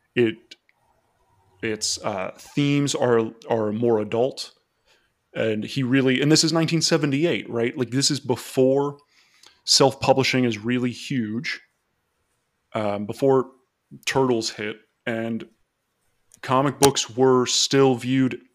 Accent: Florida, United States; I was from Florida

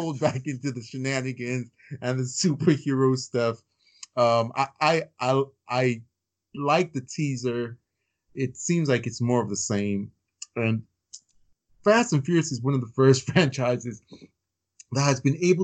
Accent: Chicago, Indiana, Midwest, United States; also born or lived in Virginia; I grew up in the Midwest, Chicago, Indiana

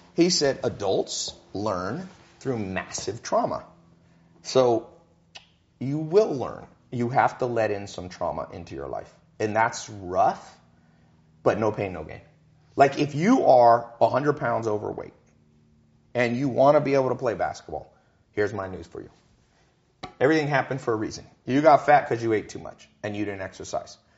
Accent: Long Beach, California, United States; I was born in Long Beach, Compton kind of area

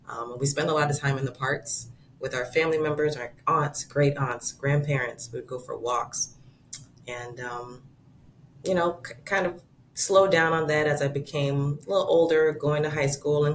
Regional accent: Florida, United States; as a kid, growing up in Florida

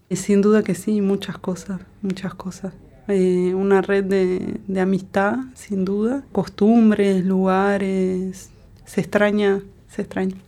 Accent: Uruguay; moved away as an adult; also born or lived in France; desde que me fui de Uruguay

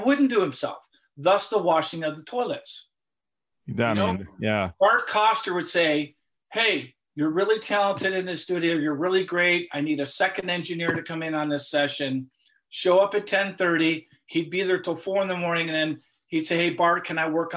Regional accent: Cleveland, Ohio, United States; I'm from Cleveland.

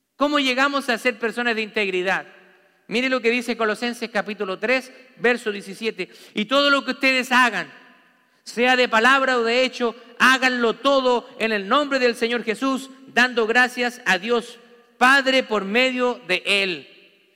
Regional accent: Santiago, Santiago Metropolitan Region, Chile; moved away; Yo viví en una ciudad grande, en Santiago de Chile

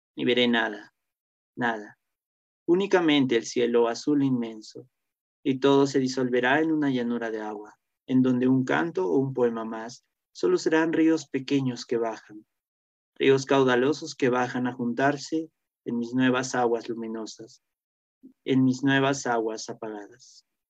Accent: Cusco, Peru; moved away as an adult; also born or lived in Lima; yo soy de Cusco y cuando llegamos a, a Lima a estudiar

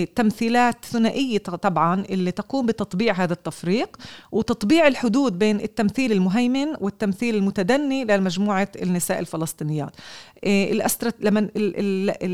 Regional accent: Beersheba, Southern District, Israel; أنا أولا ابنة النقب إيه، ولدت وترعرعت في إيه، مدينة بئر السبع

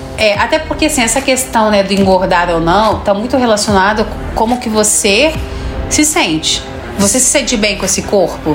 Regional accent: Rio Grande do Sul, Brazil; eu sou gaúcho

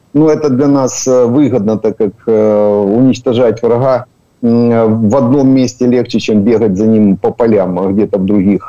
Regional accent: Makiivka, Donetsk Oblast, Ukraine; Я родился в Макіївці, я Макіївчанин

